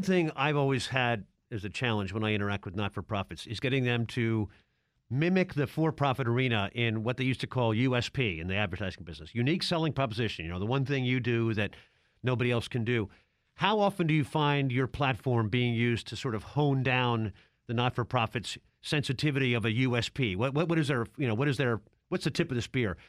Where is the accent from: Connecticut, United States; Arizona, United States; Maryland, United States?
Maryland, United States; Baltimore; I'm from Baltimore